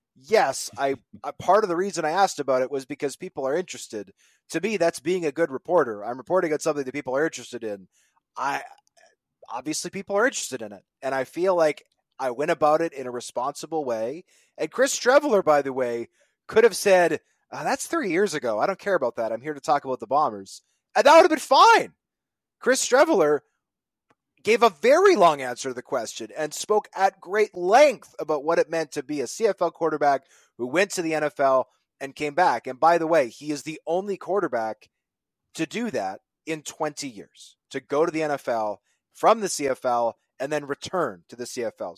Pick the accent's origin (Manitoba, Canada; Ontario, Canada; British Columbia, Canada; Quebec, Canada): Manitoba, Canada; I'm from Manitoba.